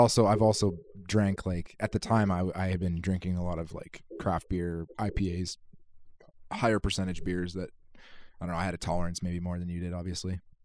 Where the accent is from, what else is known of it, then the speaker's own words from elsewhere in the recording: Kitimat, British Columbia, Canada; I hail from Kitimat, B C